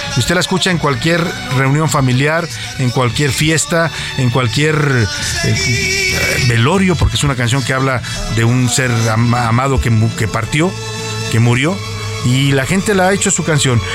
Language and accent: Spanish; Mexico; somos talentosos los mexicanos